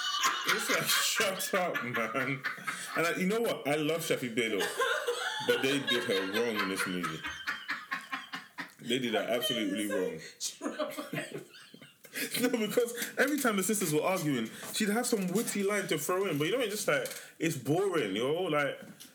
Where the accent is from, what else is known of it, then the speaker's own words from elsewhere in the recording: Nigeria; just because we're Nigerian, wants to help us.